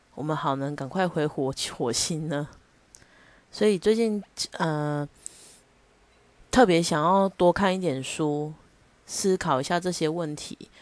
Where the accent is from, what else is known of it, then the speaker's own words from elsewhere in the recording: Taichung, Taiwan; 我是台中人，我知道九二一的时候我有多害怕，一直到现在也还是一样